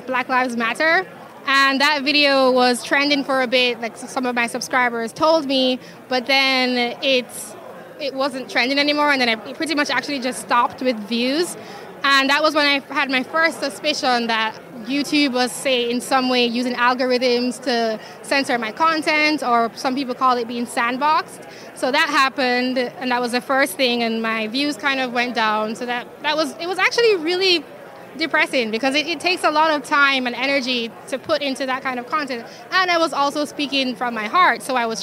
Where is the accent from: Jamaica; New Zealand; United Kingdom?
Jamaica; also born or lived in upstate New York, United States / New York City, United States; now in United States; I'm from Jamaica, and I came to the U.S. in 2010